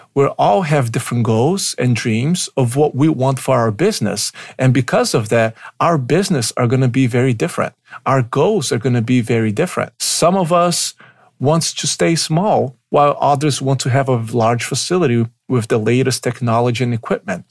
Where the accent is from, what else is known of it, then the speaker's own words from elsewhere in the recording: Brazil; English is a second language; moved away as an adult; also born or lived in Pittsburgh, United States; now in Chicago, United States; I was born in Brazil. I lived there for the first twenty years of my life before I moved to the United States in two thousand and five